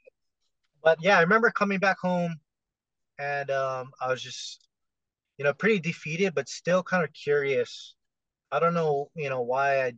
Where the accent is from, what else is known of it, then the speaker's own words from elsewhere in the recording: Hawaii, United States; I'm from Hawaii.